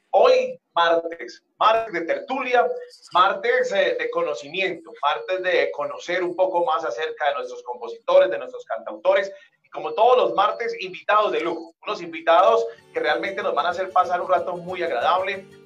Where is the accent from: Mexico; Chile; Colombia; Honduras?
Colombia; rescatemos la tradicional música andina colombiana, que es lo que nos caracteriza como colombianos y lo que nos caracteriza obviamente en las diferentes regiones de nuestro país.